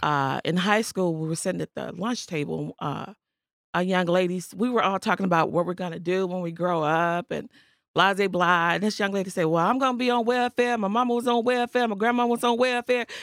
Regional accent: Chicago, Illinois, United States; I grew up in the Austin community. Not far from here

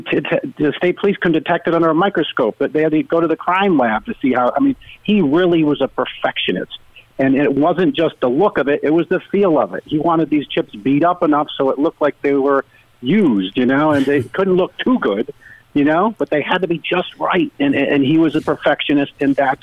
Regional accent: Rhode Island, United States; born or raised there; now in Connecticut, United States

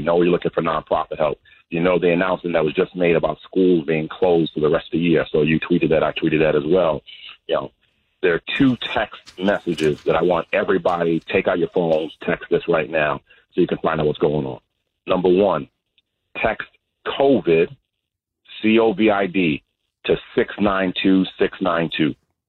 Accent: New York City, New York, United States; I grew up on Crescent and Burnside.

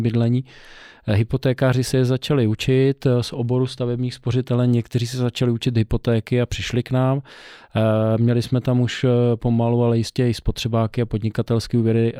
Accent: Czechia; Já jsem samozřejmě Čech, ale já jsem Čechoslovák.

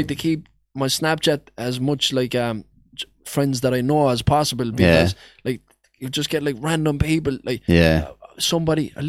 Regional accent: Limerick, Munster, Ireland; That's my hometown.

